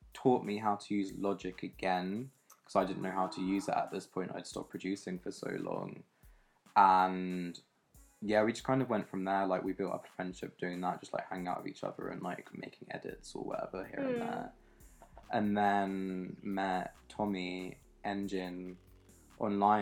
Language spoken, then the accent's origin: English; London, United Kingdom; I'm a producer from South East London.